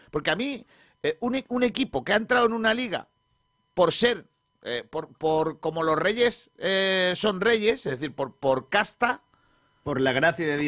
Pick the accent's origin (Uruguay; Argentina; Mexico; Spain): Spain; creo que los que no somos de Madrid, Barcelona y del Athletic, en el caso de que somos eh, los españoles